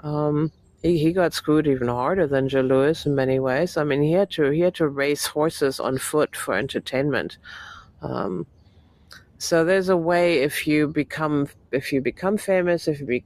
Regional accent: Germany; moved away; I grew up in Germany.

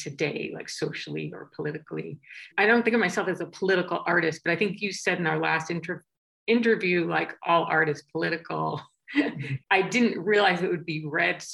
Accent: outside Boston, Massachusetts, United States; I grew up outside Boston

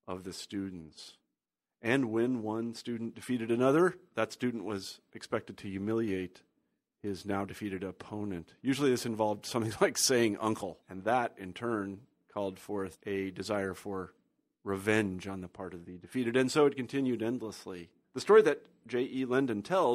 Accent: Kansas, United States; now in Iowa City, United States; I grew up in Kansas

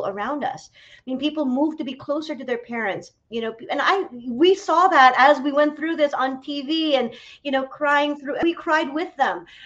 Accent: Philippines; moved away as an adult; also born or lived in New York City, United States; now in San Francisco, United States; I grew up in the Philippines, left the Philippines when I was 18 to study acting in New York

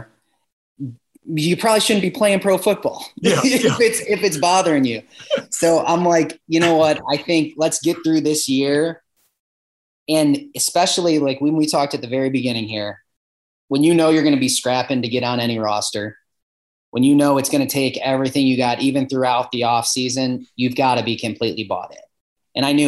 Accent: Ohio, United States; I was from Ohio too.

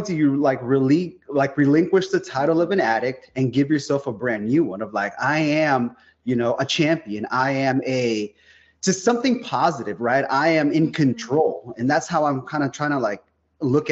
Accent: South San Francisco, California, United States; now in Modesto, United States; I grew up in South San Francisco. I live about 100 miles out there in the valley, kind of beneath Sacramento a little bit, in a town called Modesto.

